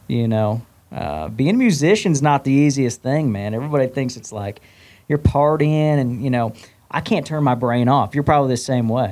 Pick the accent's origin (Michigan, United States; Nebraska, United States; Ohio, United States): Nebraska, United States; Omaha; now in Nashville, United States; born and raised in Omaha, Nebraska